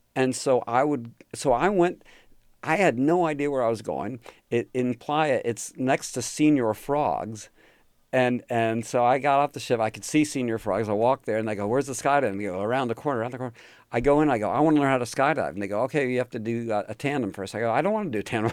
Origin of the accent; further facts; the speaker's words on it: outside New York City, United States; moved away as an adult; also born or lived in California; I grew up just outside of New York City and, you know, hour or less, hour and change outside of New York City in a suburb